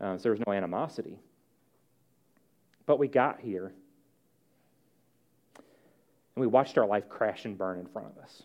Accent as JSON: {"language": "English", "town": "St. Louis", "region": "Missouri", "country": "United States", "moved": "yes", "lives_now": "Bluffton, United States", "said": "I'm from St. Louis"}